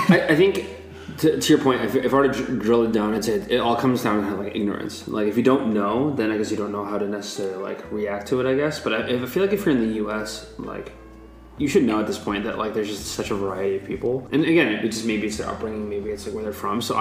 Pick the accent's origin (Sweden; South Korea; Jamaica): South Korea; It's like, oh, actually, I'm from Korea.